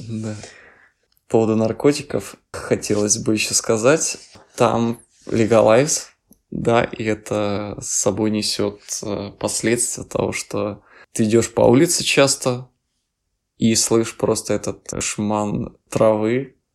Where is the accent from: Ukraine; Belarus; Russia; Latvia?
Ukraine; moved away as an adult; now in Czech Republic; мы с Украины